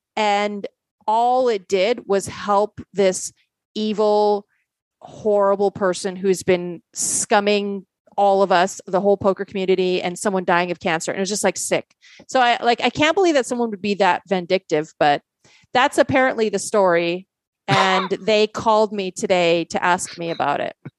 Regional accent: Canada; also born or lived in Poland; I grew up playing in Canada

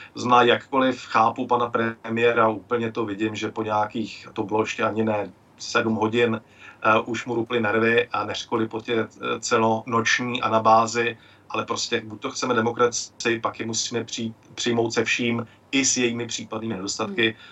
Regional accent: Klatovy, Plzeň Region, Czechia; now in Mikulov, Czech Republic; v mém rodišti v Klatovech

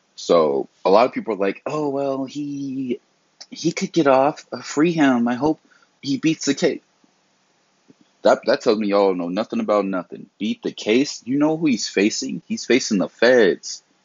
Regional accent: the South, United States; I was raised, you know, I'm from the South.

